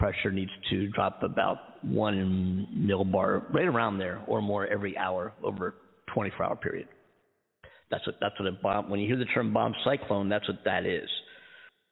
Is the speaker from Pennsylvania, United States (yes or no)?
yes; Philadelphia, Pennsylvania, United States; moved away as an adult; also born or lived in Daytona Beach, Florida; now in Southern California, United States; I'm from the East Coast, from Philadelphia originally. Born and raised, East Coast kid.